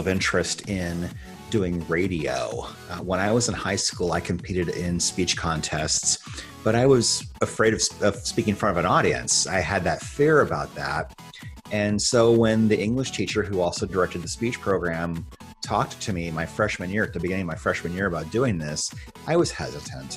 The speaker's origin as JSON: {"language": "English", "region": "Iowa", "country": "United States", "tie": "born or raised there", "said": "in the state that I grew up in Iowa"}